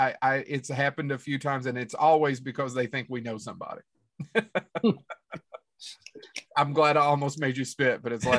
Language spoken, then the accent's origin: English; Appalachia, United States; We're all from Appalachia.